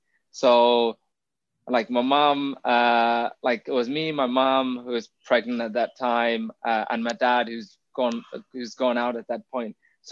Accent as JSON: {"language": "English", "town": "Jaffna", "region": "Northern Province", "country": "Sri Lanka", "tie": "born or raised there", "said": "So I was born in Jaffna in 1991. You know, life was okay, but because I was a kid, you don't really realize that you're in the middle of a war zone, right?"}